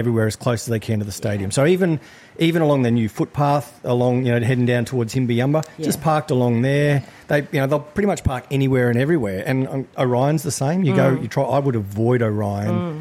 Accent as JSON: {"language": "English", "region": "Queensland", "country": "Australia", "said": "I look as a Queenslander"}